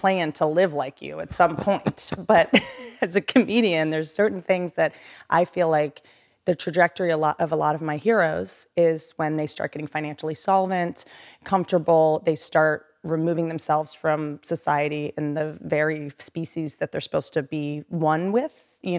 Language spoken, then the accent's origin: English; Appalachia, United States; also born or lived in Washington D.C. / Virginia; I also come from nothing, you know. I come from Appalachia.